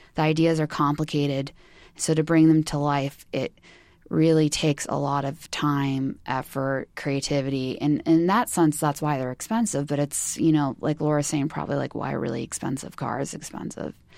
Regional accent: California, United States; growing up in California

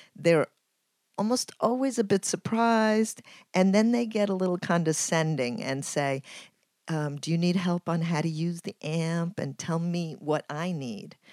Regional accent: Ecuador; now in New York City, United States; I'm from Ecuador and I live in New York City

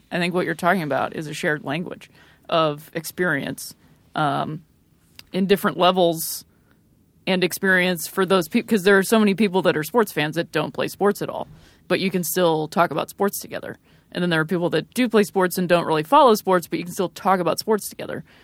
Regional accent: Akron, Ohio, United States; moved away; I was recently back home in my home state of Ohio, which I love so dearly, specifically my city of Akron, Ohio, the home of champions.

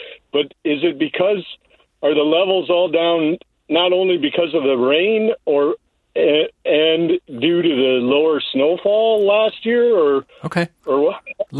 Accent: Grand Rapids, Minnesota, United States; now in Scandia, United States; I'm in Scandia now, but I'm originally from Grand Rapids

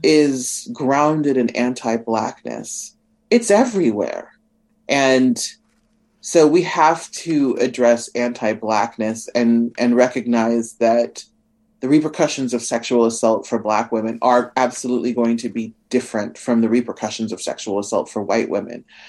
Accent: Nebraska, United States; I'm from Nebraska

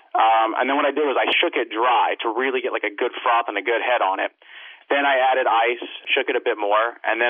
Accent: Savannah, Georgia, United States; now in Atlantic City, United States; I was born and raised in Savannah, Georgia, but I've been here for quite a while

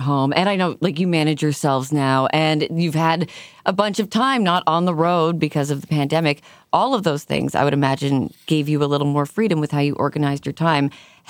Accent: Canada; now in Philadelphia, United States; I'm so happy to have some fellow Canadians on the show. I've been living in Philly for a while.

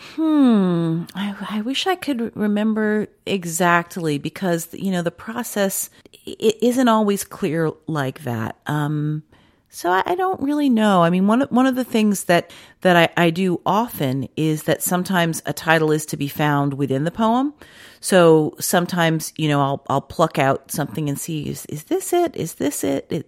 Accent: Washington, District of Columbia, United States; moved away; I grew up in Washington DC and it didn't get cold like

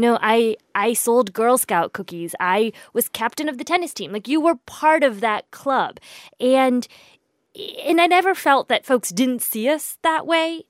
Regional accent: Indiana, United States; moved away; I grew up in the Midwest. I was born in the Midwest. I grew up in the Midwest. I went to college in the Midwest. Um, most of that time was spent in Indiana

